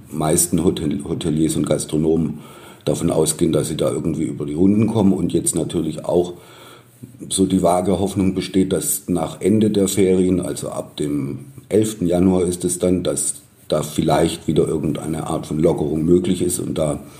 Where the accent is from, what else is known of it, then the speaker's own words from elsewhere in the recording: Baden-Württemberg, Germany; accent: Swabian/Baden-Württemberg accent; now in Munich, Germany; Ich bin kein gebürtiger Bayer, sondern Baden-Württemberger, stamme aus der Nähe von Stuttgart. Deshalb auch mein Akzent, den man wahrscheinlich immer, immer raushören wird.